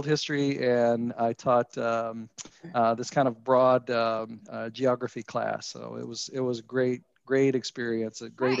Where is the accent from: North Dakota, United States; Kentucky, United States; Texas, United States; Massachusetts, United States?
Kentucky, United States; Brandenburg; moved away as an adult; also born or lived in Colorado / Ohio / Iowa; Yeah, my parents were both teachers in the state. So we grew up in Meade County, Brandenburg